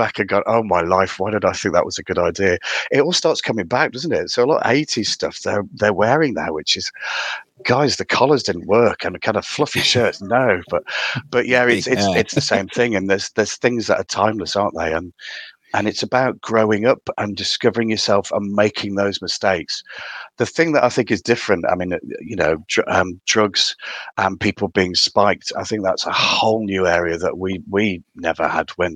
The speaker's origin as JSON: {"language": "English", "town": "Consett", "region": "North East England", "country": "United Kingdom", "tie": "born or raised there", "also_born_or_lived": "Birmingham / Midlands", "accent": "Geordie", "moved": "yes", "said": "You can tell from my really strong accent that I'm from County Durham originally. So I'm a concert lad, born and bred."}